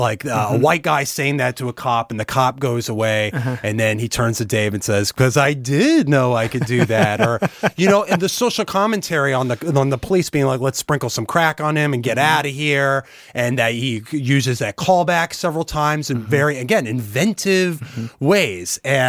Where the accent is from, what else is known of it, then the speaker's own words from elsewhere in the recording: Annandale, Virginia, United States; So I grew up Jewish in Annandale, Virginia, outside D.C., like you mentioned.